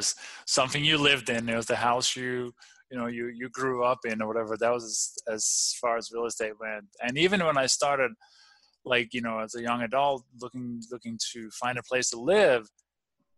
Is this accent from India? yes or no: no; Denmark; moved away; also born or lived in Copenhagen; I grew up in the farmland in the countryside